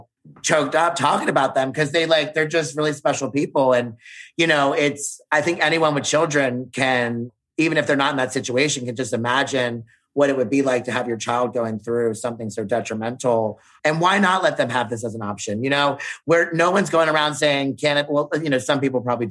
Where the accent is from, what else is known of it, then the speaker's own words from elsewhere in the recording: Baltimore, Maryland, United States; I'm from Baltimore City, from the East Coast